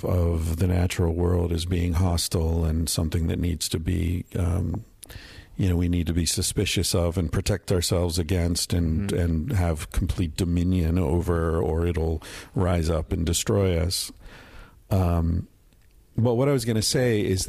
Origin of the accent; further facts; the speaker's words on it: Pennsylvania, United States; I grew up in Pennsylvania